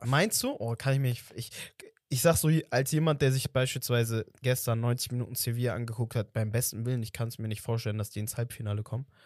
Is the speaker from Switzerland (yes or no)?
no; Portugal; als Portugiese